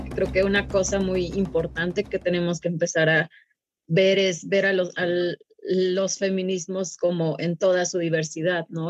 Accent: Sierra Sur of Durango, Mexico; la Sierra Sur de Durango, que es de donde yo soy.

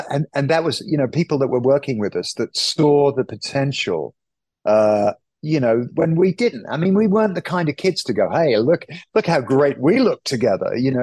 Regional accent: United Kingdom

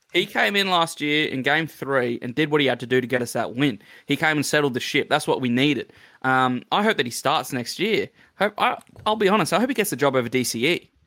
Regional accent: Queensland, Australia; I'm a Queenslander

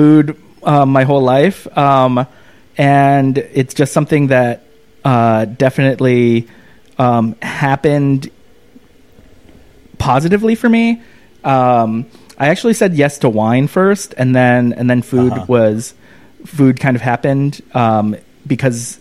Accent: Orange County, California, United States; moved away as an adult; also born or lived in Chicago; a gay brown kid in Orange County, California

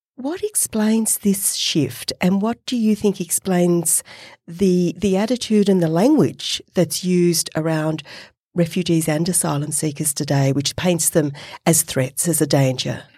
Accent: Australia; accent: Australian; my Australian accent

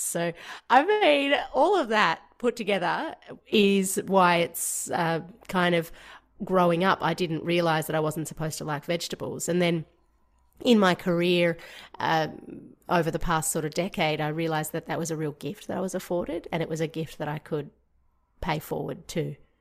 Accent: Georgia; moved away; growing up in Georgia, which is part of the former Soviet Union

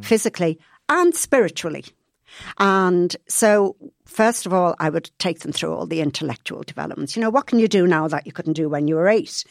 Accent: Liverpool, North West England, United Kingdom; moved away; I was brought up in Liverpool

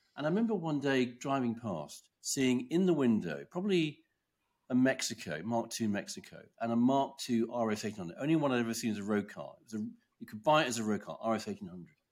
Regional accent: Kent, South East England, United Kingdom; I grew up in Kent

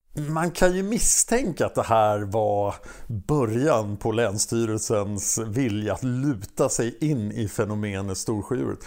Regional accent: Stockholm, Stockholm County, Sweden; jag är från Stockholm

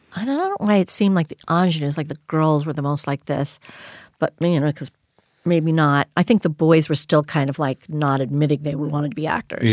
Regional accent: Greenville, South Carolina, United States; also born or lived in Kentucky; my family moved when I was about six or, m, or seven, I guess, to the Carolinas, mostly South Carolina, mostly grew up in South Carolina.

